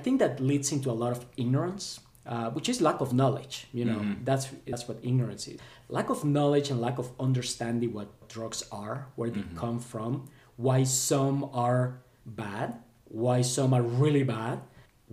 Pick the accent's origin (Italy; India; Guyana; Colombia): Colombia; moved away; growing up in Colombia, and this was back in the 80s and 90s